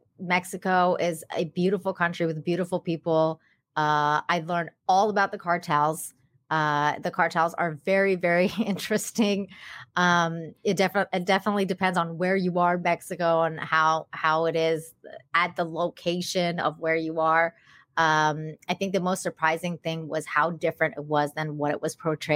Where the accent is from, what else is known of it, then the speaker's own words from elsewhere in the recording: Tehran, Tehran Province, Iran; now in Canada; Well, I came from Tehran, so it was really, it was a really big difference in terms of, because when I moved to Canada